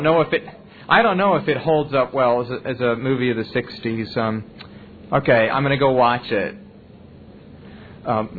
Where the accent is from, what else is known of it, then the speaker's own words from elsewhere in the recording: Oklahoma, United States; moved away; growing up in Oklahoma